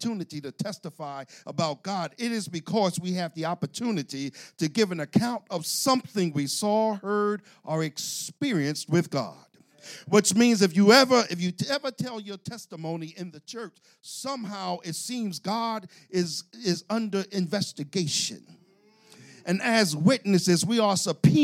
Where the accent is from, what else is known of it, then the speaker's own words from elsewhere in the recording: Philadelphia, Pennsylvania, United States; accent: South Philly; I'm from South Philly